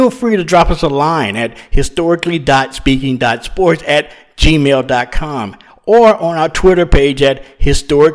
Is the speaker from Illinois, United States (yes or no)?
no; New Iberia, Louisiana, United States; also born or lived in suburbs of Atlanta; now in Atlanta, United States; I was born and raised in a town called New Iberia, which is along the Gulf Coast of Louisiana